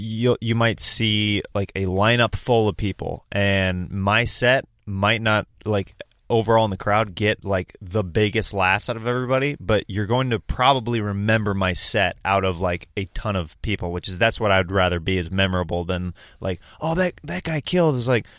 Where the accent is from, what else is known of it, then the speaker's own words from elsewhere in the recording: Kansas, United States; So it's very down-to-earth people, very nice, very... people can usually take a joke there pretty well. Sarcasm is very fun, like very well accepted in the Midwest.